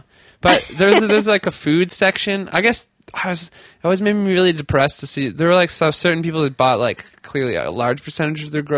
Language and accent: English; Tantallon, Nova Scotia, Canada; So I'm from Nova Scotia. I lived in part of Nova Scotia called Tantallon, Hubly, St. Margaret's Bay area, towards Peggy's Cove for you listeners who look at postcards.